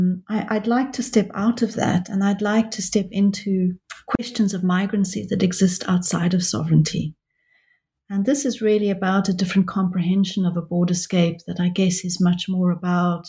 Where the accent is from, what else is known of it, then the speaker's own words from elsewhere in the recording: South Africa; now in London, United Kingdom; I am a South African who lives in London, and I've been desperate for a long time to go back to South Africa